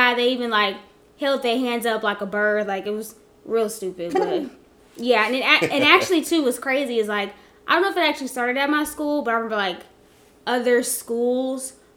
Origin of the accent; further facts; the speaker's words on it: East Side, Oklahoma, United States; where I grew up at on the East Side